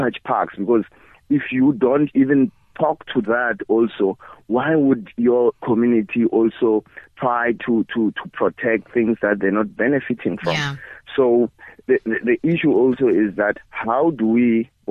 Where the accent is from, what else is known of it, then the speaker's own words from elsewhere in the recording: Bushbuckridge, Mpumalanga, South Africa; I was born in Bush Park Ridge, which is really, you know, neighboring with Kruger National Park